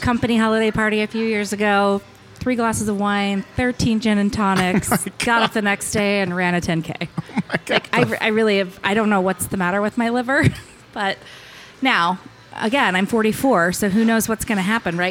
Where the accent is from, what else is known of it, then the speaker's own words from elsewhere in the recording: Hutchinson, Kansas, United States; moved away; I grew up in Hutchinson, which is near Wichita